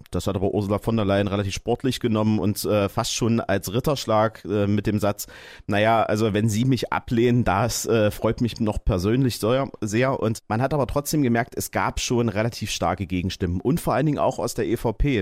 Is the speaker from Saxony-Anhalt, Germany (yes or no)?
yes; Saxony-Anhalt, Germany; bei uns in Sachsen-Anhalt